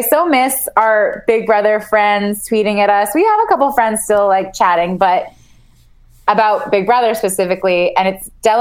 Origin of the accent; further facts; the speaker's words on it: Canada; I am Canadian.